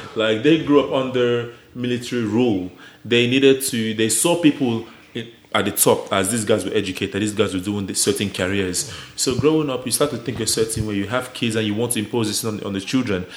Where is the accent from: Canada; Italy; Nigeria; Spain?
Nigeria; now in Australia; we grew up in Nigeria. We came to Australia